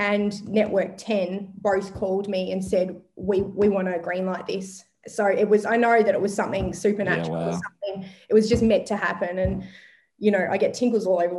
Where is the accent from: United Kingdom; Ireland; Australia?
Australia; Longford, Victoria; moved away as an adult; also born or lived in Melbourne; I'm an eighth generation Gippslandian, so my family has been there for eight generations, and I grew up in Longford on a small hobby farm